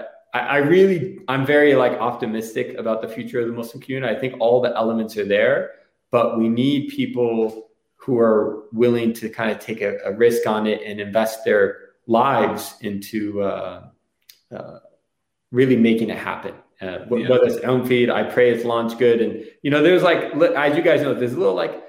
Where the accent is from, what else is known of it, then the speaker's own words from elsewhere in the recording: Northeast, United States; also born or lived in New Jersey / Massachusetts; now in Detroit, United States; I was just growing up in New Jersey and Massachusetts. We call that like the Northeast of America